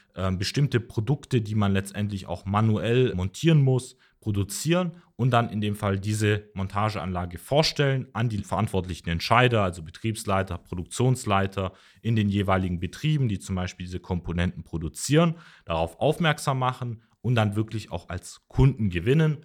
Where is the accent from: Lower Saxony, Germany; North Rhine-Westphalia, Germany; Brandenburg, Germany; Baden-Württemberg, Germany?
Baden-Württemberg, Germany; Mössingen; ich komme aus Mössing, das ist eine Stadt so 15 Kilometer hinter Tübingen.